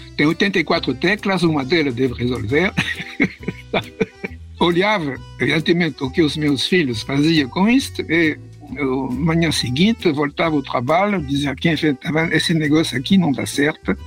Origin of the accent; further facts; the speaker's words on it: Paris, Île-de-France, France; Portuguese is a second language; moved away as an adult; also born or lived in Rio de Janeiro, Brazil; eu nasci em Paris, França, em 1945.